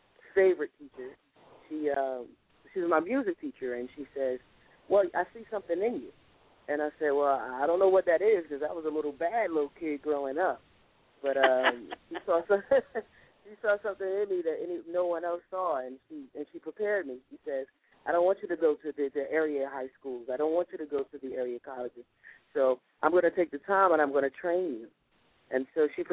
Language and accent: English; North New Jersey, United States; moved away as an adult; also born or lived in New York; now in Philadelphia, United States; North New Jersey is where I was raised